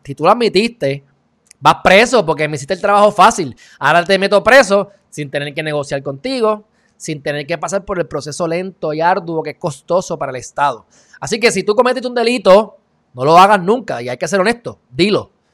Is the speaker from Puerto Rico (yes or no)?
yes; Puerto Rico; como puertorriqueño